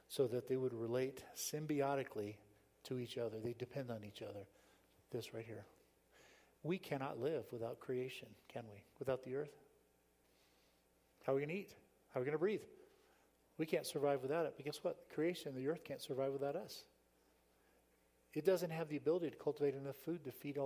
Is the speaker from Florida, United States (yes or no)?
yes; South Florida, United States; moved away; I grew up in South Florida.